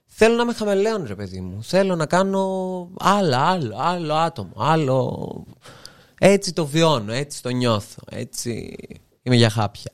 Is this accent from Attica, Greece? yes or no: no; Serres, Central Macedonia, Greece; moved away as an adult; also born or lived in Thessaloniki; now in Athens, Greece; σε μια πόλη σαν τις αίρες επαρχία